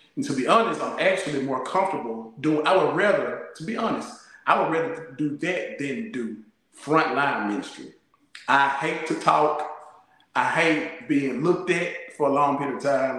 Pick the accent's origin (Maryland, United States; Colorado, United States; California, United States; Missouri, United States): Colorado, United States; growing up in Colorado